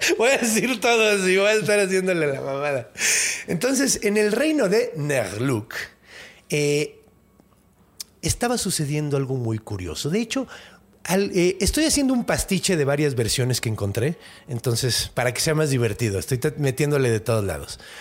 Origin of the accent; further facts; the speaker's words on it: Mexico; los franceses, como los mexicanos, nos comemos lo que sea